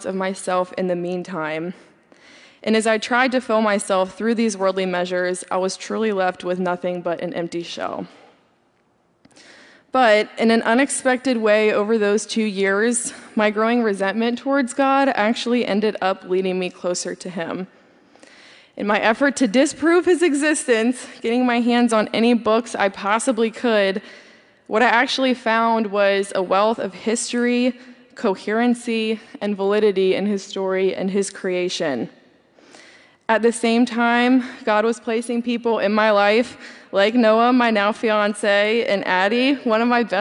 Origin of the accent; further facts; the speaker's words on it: Baltimore, Maryland, United States; moved away as an adult; also born or lived in Davidson, North Carolina; I grew up in Baltimore, Maryland